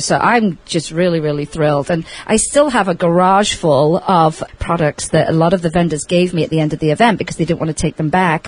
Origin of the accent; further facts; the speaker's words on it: England, United Kingdom; now in Las Vegas, United States; I grew up with in England